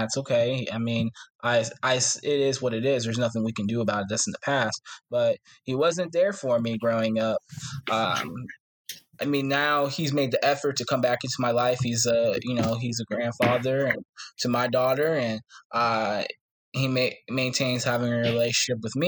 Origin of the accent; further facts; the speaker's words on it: Ashtabula, Ohio, United States; I'm from Ashtabula, Ohio, this small little town not too far from Cleveland